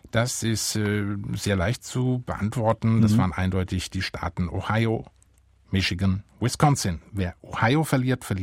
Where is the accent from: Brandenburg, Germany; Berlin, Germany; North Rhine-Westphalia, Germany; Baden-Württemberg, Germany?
Baden-Württemberg, Germany; Ich komme ja aus Baden-Württemberg.